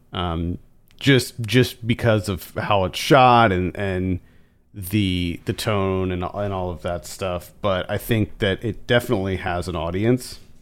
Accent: Central Pennsylvania, United States; moved away; where we grew up in Pennsylvania

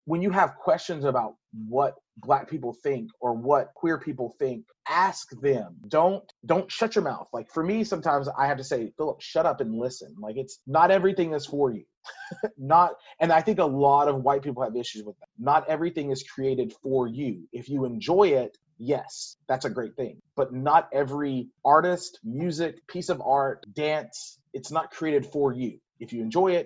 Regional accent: Louisiana, United States; accent: southern drawl; moved away; growing up in Louisiana

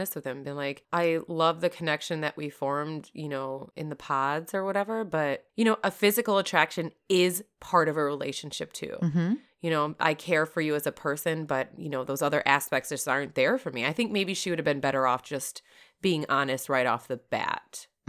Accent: Florida, United States; accent: Florida; now in Wisconsin, United States; I lost my Florida accent.

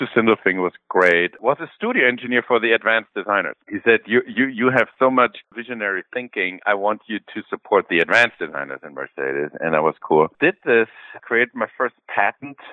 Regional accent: Germany; I was born and raised in Germany

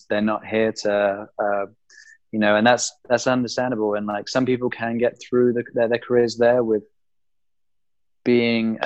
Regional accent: England, United Kingdom; moved away as an adult; now in United States

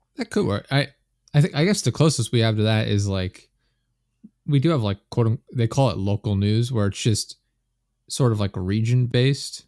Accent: Pennsylvania, United States; I'm from Pennsylvania in the U S

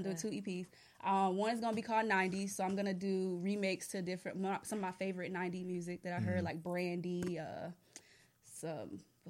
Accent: Charlotte, North Carolina, United States; also born or lived in Liberia; I was born in Liberia, West Africa, but I was raised in Charlotte. And I am an R&B artist from Charlotte

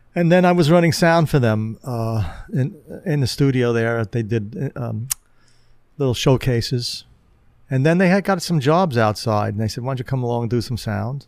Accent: New York City, New York, United States; I grew up in Queens, and I, my home base was in Queens

